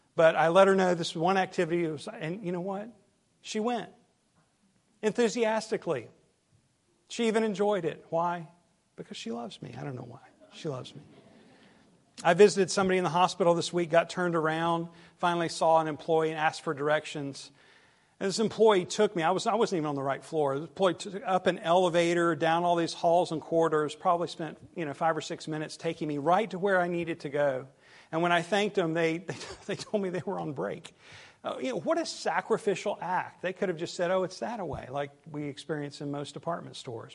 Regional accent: the South, United States; accent: southern

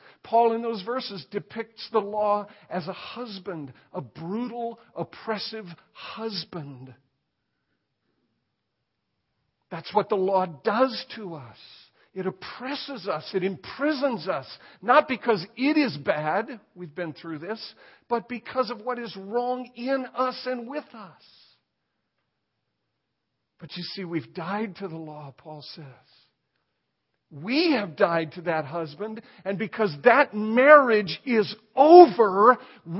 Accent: United States; I'm an American.

